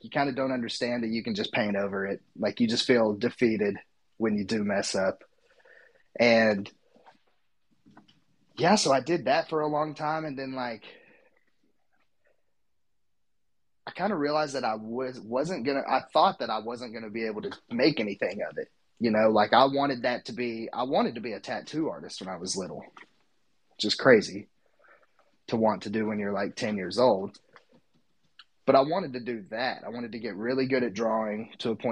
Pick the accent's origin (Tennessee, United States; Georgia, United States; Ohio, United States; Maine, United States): Tennessee, United States; East; accent: Southern; I'm from East Tennessee, currently in Cookeville, Tennessee